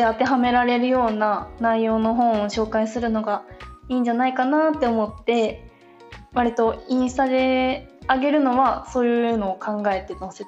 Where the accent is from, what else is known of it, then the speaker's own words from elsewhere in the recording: Shiga, Japan; 私出身は滋賀なんです